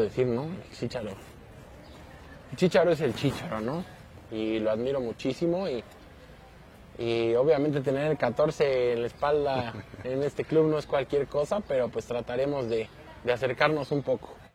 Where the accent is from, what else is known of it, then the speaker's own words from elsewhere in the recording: Mexico; soy nacido en México